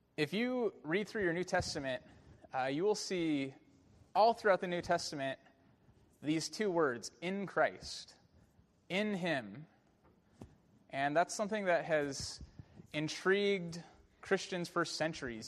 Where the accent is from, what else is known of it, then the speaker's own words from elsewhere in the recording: Bay Area, California, United States; growing up in the Bay Area watching Barry Bonds